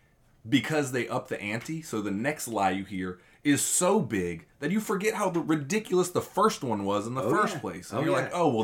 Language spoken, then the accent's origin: English; Tallahassee, Florida, United States; I'm from Tallahassee